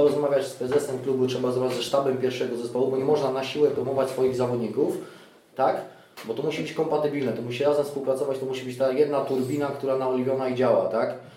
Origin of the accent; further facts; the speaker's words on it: Greater Poland, Poland; urodziłem się w Wielkopolsce